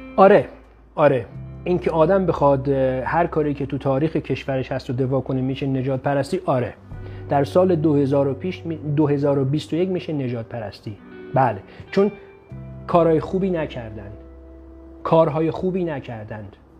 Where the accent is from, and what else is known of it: Iran; moved away